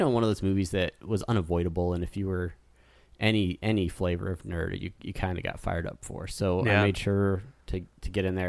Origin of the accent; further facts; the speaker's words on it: California, United States; So I grew up in Southern California.